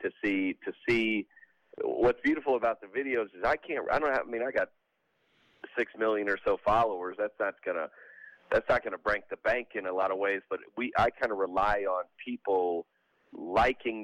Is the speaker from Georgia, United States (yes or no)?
yes; Lilburn, Georgia, United States; now in Nashville, United States; I was born and raised in the South at Lilburn, Georgia, right north of Atlanta.